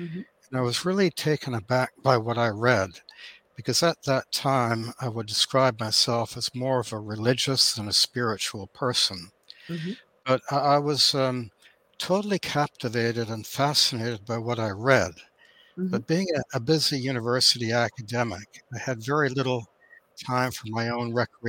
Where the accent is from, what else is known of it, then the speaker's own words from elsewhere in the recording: Thunder Bay, Ontario, Canada; moved away as an adult; now in Australia; Well, I spent my first 30 years in Canada, in Thunder Bay. And after I graduated with a Master of Laws degree, I returned to Canada.